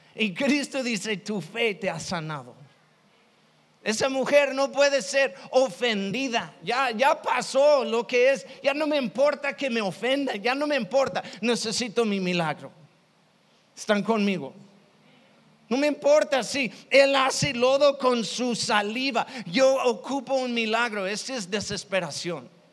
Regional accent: Chicago, Illinois, United States; Yo, yo soy de Chicago

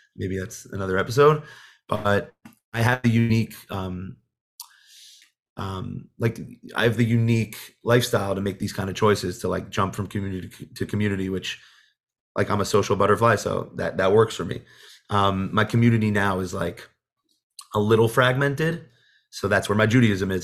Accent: Monsey, New York, United States; I grew up in Muncie.

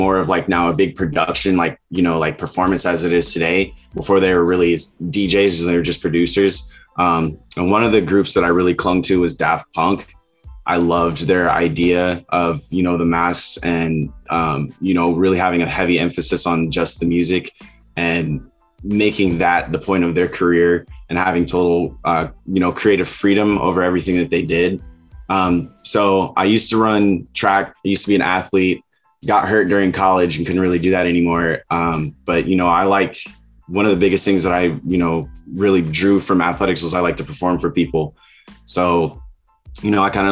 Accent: Elkhart, Indiana, United States; also born or lived in Southern California; now in California, United States; I'm originally from the Midwest. I grew up in a city called Elkhart, Indiana.

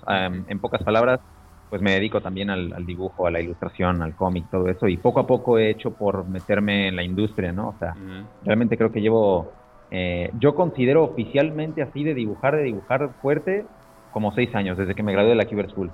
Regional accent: Aguascalientes, Mexico; moved away as an adult; also born or lived in Puebla, Mexico; now in Madrid, Spain; Soy de Aguascalientes, de México. Inicialmente nací en Ciudad de Puebla, pero bueno, he vivido en Aguascalientes toda mi vida

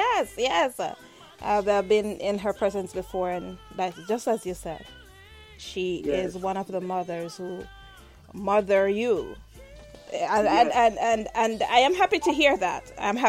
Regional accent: Jamaica; I'm Jamaican, and I speak, and sometimes people say, oh, you don't sound like Jamaican, but your accent is still very alive.

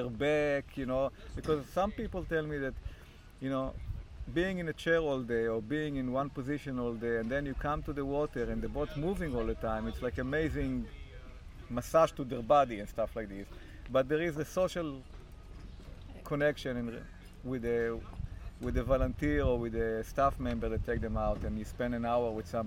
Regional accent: Israel; now in Canada; I'm from Israel originally

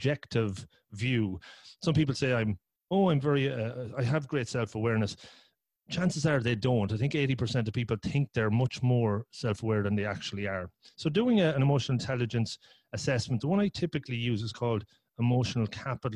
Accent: Ireland; also born or lived in Cork; I'm from Ireland. I live in Cork.

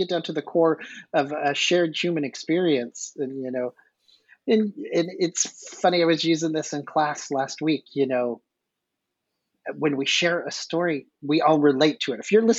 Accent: the South, United States; Well, being a Southerner, you'll appreciate

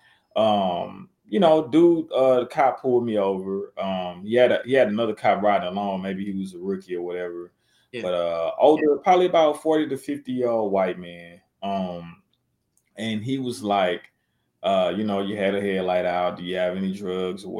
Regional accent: Natchitoches, Louisiana, United States; back in my hometown

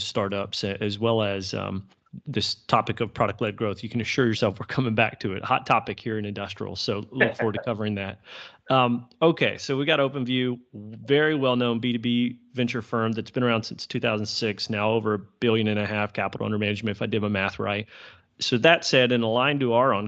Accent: Texas, United States; I'm a Texan.

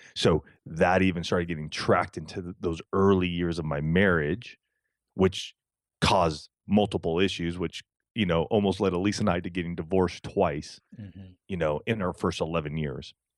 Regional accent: Southern California, United States; we we grew up here in Southern California.

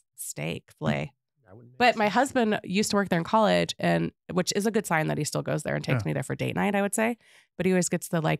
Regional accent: Atlanta, Georgia, United States; now in Missoula, United States; I'm from Atlanta, Georgia originally. I grew up with the most diverse ethnicity background, right?

